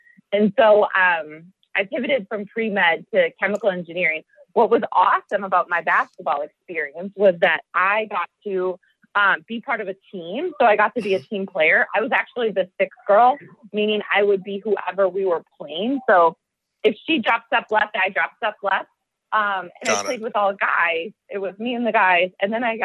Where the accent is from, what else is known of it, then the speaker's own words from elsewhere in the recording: Oregon, Wisconsin, United States; also born or lived in Madison, Wisconsin; now in Healdsburg, United States; I'm from Oregon, Wisconsin. So not Oregon, the state. I'm actually a Midwesterner